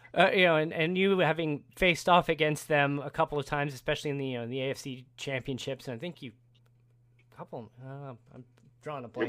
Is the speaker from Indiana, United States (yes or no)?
yes; Indiana, United States; growing up in Indiana, you know, being an Indiana native myself